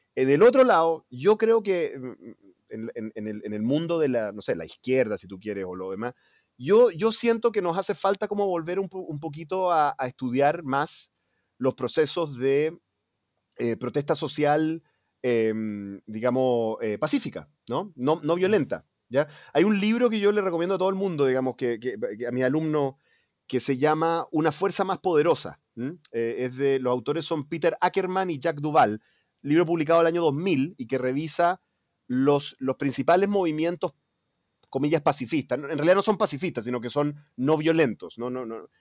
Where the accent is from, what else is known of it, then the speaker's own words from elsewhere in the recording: Chile; como chileno, como ciudadano